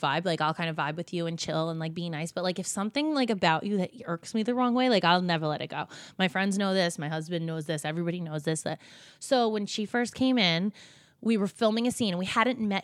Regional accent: New Jersey, United States; we're from Jersey, we're from the same area.

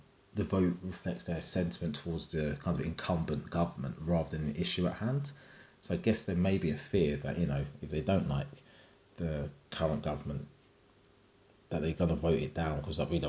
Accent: Jamaica; as a Jamaican

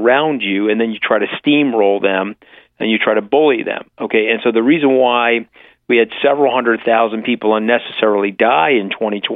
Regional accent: Long Island, New York, United States; we're from Long Island

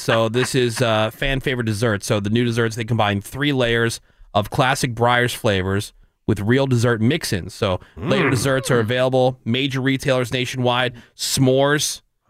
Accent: Northeast, United States; moved away; the kind of places that I used to go to growing up in the Northeast.

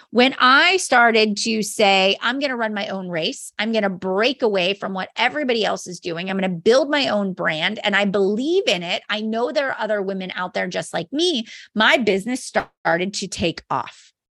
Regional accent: Mars, Pennsylvania, United States; I am a mom from Mars, Pennsylvania

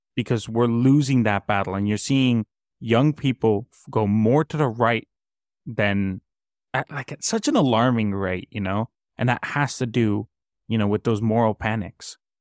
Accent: Colombia; now in Canada; I come from Colombia

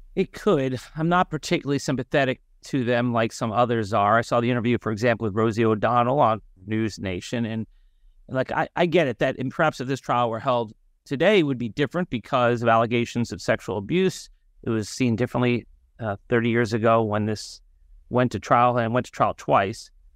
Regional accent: North Miami, Florida, United States; I'm originally from North Miami, Florida. I went to public schools there

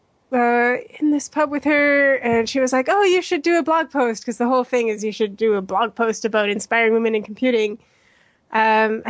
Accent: Mexico City, Mexico; also born or lived in Edmonton, Alberta, Canada; now in London, United Kingdom; I actually grew up in Mexico City

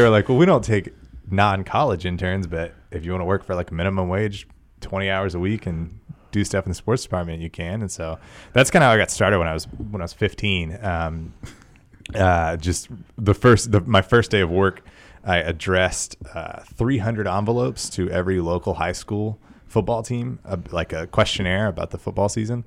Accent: Tyler, Texas, United States; I grew up in East Texas and Tyler

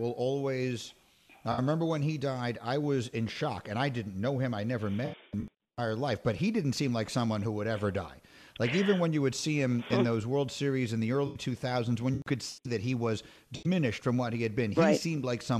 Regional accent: New York City, New York, United States; I grew up in New York City in the 70s, and for anyone who didn't grow up in New York City in the 70s, and both of my parents are from the Bronx

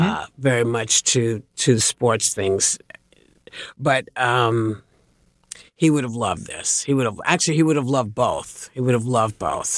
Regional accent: New York, United States; I grew up in New York, which was always a sports town

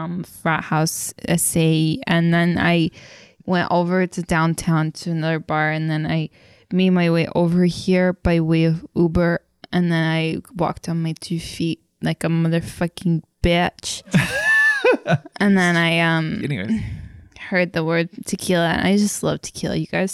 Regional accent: Miami, Florida, United States; born or raised there

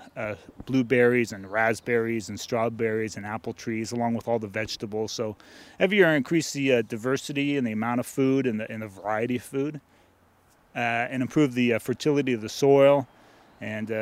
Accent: San Francisco, California, United States; I grew up in San Francisco

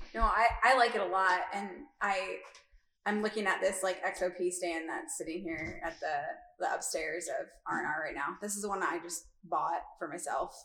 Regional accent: Iowa, United States; growing up in Iowa, my family, a majority of them are outdoorsy

